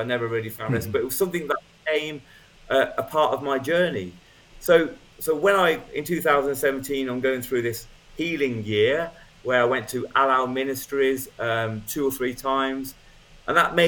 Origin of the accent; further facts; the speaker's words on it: United Kingdom; I'm British